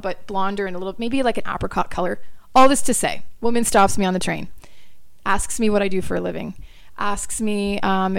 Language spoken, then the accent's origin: English; Brantford, Ontario, Canada; born or raised there; moved away as an adult; also born or lived in Florida, United States / Australia / New York City, United States